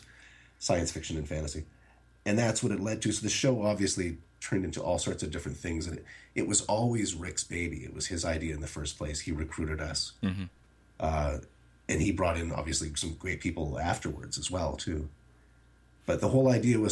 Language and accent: English; Canada; But born and raised in Canada